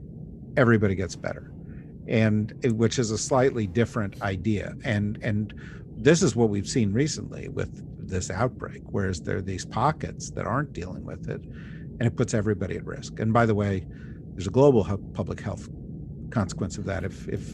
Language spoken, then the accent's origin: English; New Jersey, United States; Of course, I'm from New Jersey, and so that explains that perhaps.